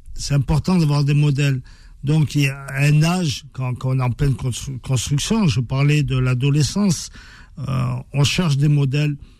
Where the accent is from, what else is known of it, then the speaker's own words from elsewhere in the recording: France; on a grandi en France. Euh, on a étudié en France.